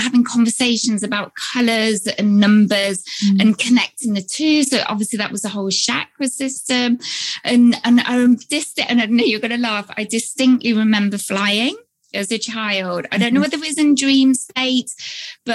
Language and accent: English; United Kingdom; I'm here based in the UK, as you can probably tell from my accent.